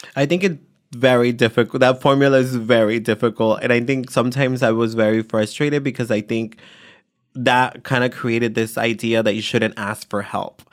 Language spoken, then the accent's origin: English; San Jose, California, United States; also born or lived in Atoyac de Álvarez, Guerrero, Mexico; I grew up in East Side San Jose